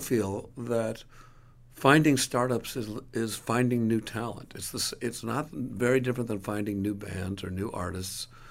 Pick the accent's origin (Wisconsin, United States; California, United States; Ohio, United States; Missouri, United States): Wisconsin, United States; Milwaukee; now in New York, United States; where I grew up in Milwaukee